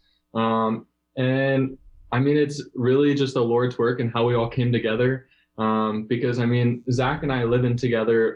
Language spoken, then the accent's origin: English; Quantico, Virginia, United States; I'm from Quantico, Virginia